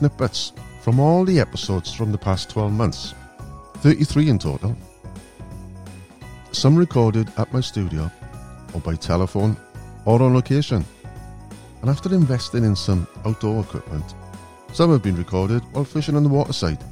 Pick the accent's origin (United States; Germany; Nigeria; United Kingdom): United Kingdom; Welsh, Wales; being as Welsh